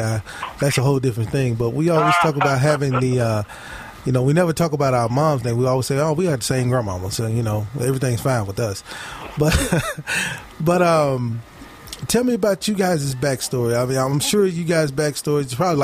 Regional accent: Mississippi, United States; I grew up in Mississippi

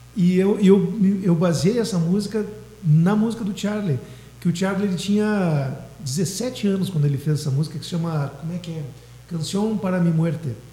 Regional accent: Dom Pedrito, Rio Grande do Sul, Brazil; moved away as an adult; now in Pelotas, Brazil; eu sou natural de Dom Pedrito

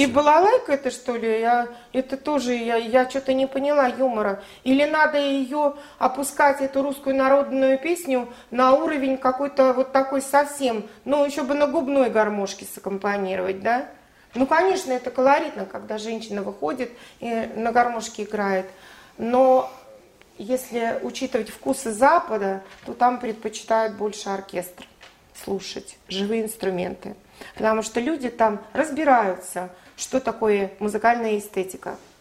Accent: Russia; я, наверное, русская, и это заложено с, э, с молоком матери

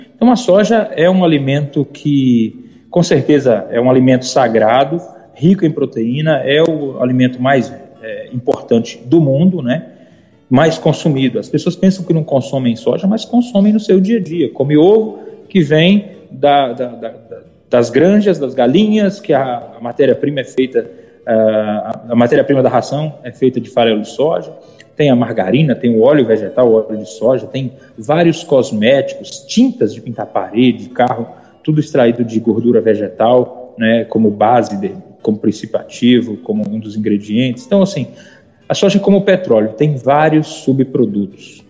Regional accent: Almenara, Minas Gerais, Brazil; moved away as an adult; also born or lived in Maranhão; eu sou mineiro, de uma cidadezinha chamada Almenara, bem no norte de Minas

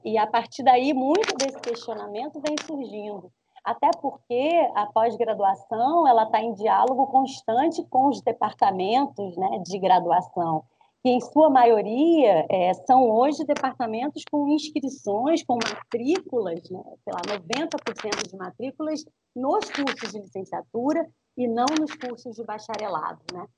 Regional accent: Brazil; matrizes que nos compõem, né, enquanto brasileiros e brasileiras

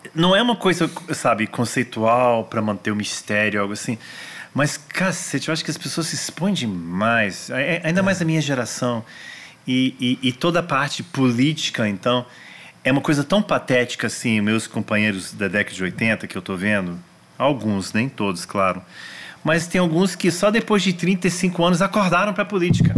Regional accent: Brasília, Federal District, Brazil; also born or lived in Washington, United States; eu cresci em Brasília

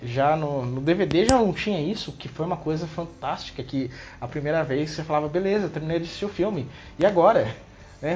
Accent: Taubaté, São Paulo, Brazil; eu sou de Taubaté

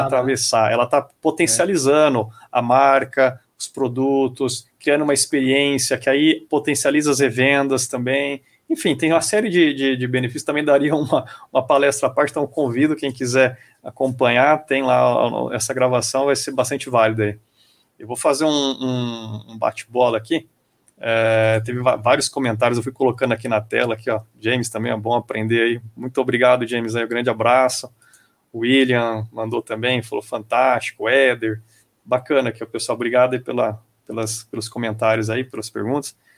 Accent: Brazil; A gente é brasileiro

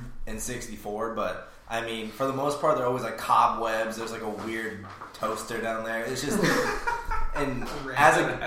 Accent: Florida, United States; as a child, growing up in Florida, my whole life I've lived here.

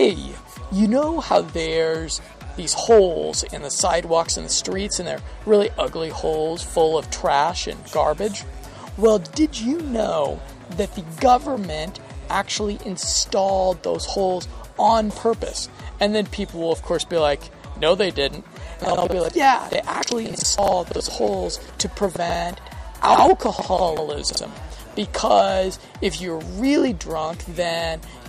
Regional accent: United States; as an American

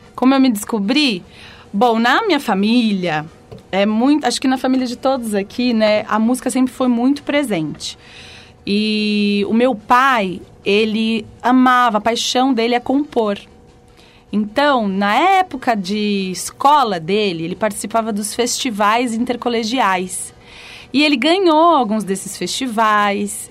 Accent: São Paulo, Brazil; also born or lived in Rio de Janeiro; Eu nasci no Rio de Janeiro e rapidinho já vim aqui para São Paulo

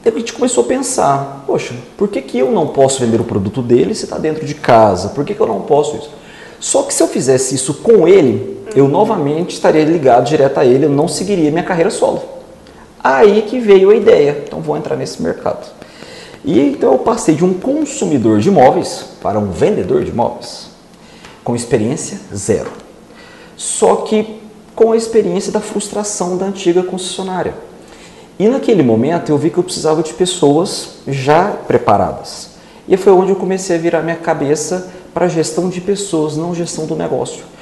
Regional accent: Rio Verde, Goiás, Brazil; also born or lived in Itumbiara, Goiás; fiquei até os seis meses de idade e depois vim embora para Rio Verde. Então um Rio Verdense

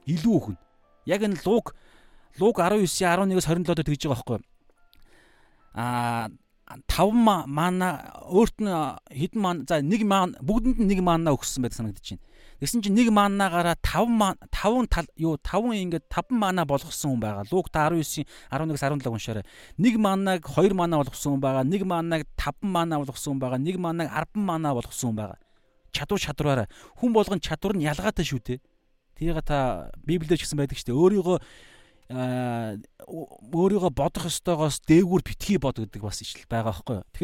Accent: Mongolia; born or raised there

